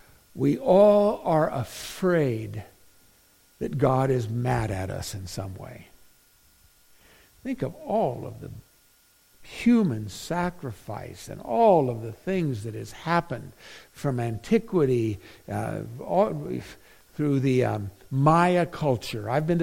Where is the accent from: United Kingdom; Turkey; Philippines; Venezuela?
Philippines; now in United States; I grew up in the Philippines, a missionary's kid. And man, could I play basketball. But when we came to the States, baseball was what they played in the summer.